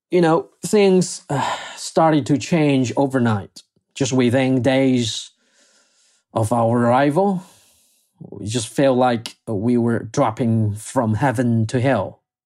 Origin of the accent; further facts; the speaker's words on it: Wuhan, Hubei, China; now in Beijing, China; go back to Wuhan, my hometown